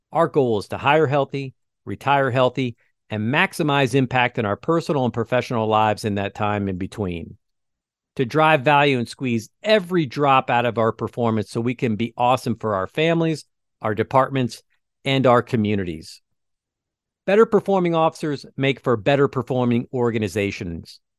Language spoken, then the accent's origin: English; West Lafayette, Indiana, United States; I grew up on Ashland Street in West Lafayette, home of the Boilermakers.